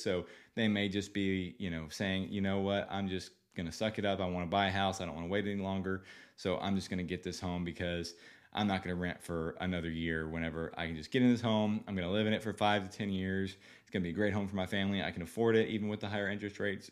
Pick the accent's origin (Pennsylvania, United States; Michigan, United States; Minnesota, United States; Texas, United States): Texas, United States; Seguin; now in San Antonio, United States; I grew up in Seguin, you know, small town Seguin